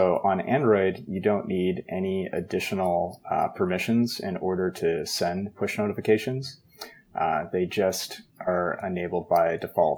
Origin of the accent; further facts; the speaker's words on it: Canada; I'm Canadian